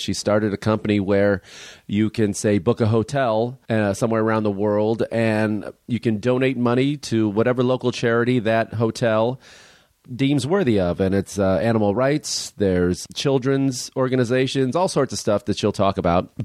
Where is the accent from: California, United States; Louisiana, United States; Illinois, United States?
Illinois, United States; Chicago; where I grew up in Chicago